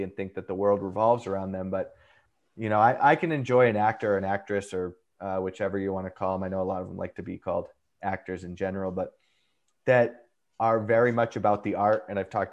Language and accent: English; Boston, Massachusetts, United States; I'm also from Boston